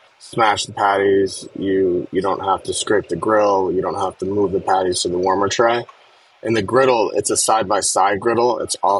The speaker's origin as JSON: {"language": "English", "region": "Connecticut", "country": "United States", "tie": "born or raised there", "said": "I grew up in Connecticut and I knew all the neighborhoods in New York"}